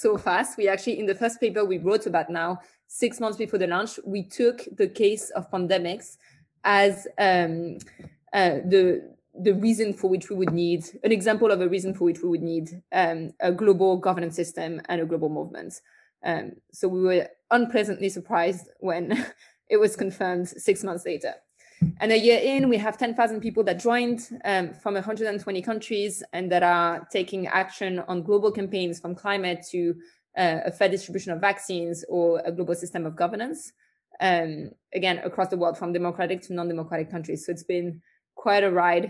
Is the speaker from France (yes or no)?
yes; France; accent: French; As you'll also hear from my accent, I'm French